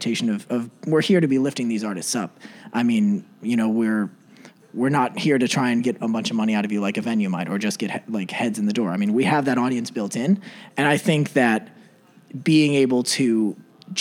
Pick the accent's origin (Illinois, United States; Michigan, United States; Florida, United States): Illinois, United States; La Grange; also born or lived in Indianapolis; growing up in LaGrange, just west of here